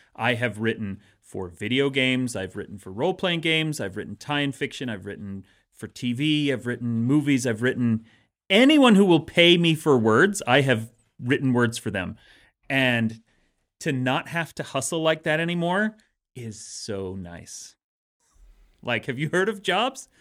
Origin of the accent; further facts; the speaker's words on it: Utah, United States; growing up in Utah